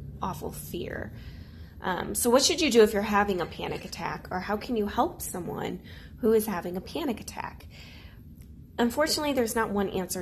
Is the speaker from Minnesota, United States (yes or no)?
no; St. Louis, Missouri, United States; I'm from St. Louis, Missouri